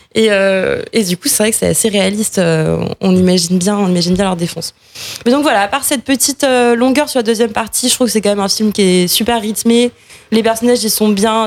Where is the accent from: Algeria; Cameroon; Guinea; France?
France; on est français